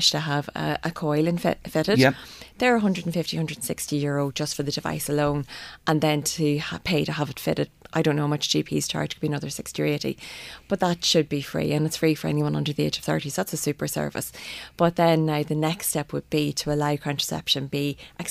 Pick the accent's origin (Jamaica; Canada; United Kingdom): United Kingdom; Northern Ireland; now in Ireland; I'm obviously from Northern Ireland